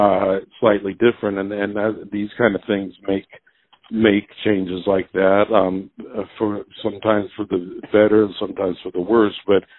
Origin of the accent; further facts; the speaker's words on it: United States; I mean, I'm definitely a from the United States, and my music is reflects